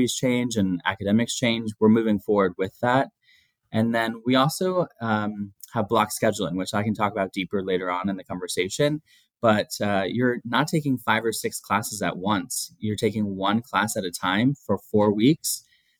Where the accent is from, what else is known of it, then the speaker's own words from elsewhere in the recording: Pennsylvania, United States; moved away as an adult; also born or lived in Texas; I'm from Pennsylvania